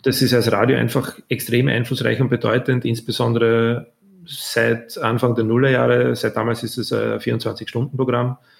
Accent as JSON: {"language": "German", "country": "Austria", "also_born_or_lived": "Vienna", "said": "als Österreicher in Deutschland"}